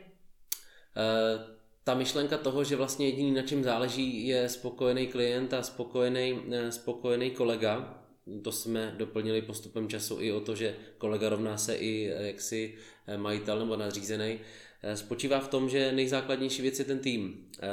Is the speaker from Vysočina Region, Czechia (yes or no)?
no; Olomouc, Olomouc Region, Czechia; jsem z Olomouce